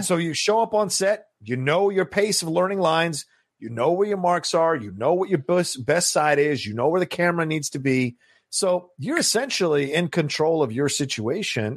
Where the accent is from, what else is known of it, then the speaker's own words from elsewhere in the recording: Virginia, United States; when I was growing up in Virginia.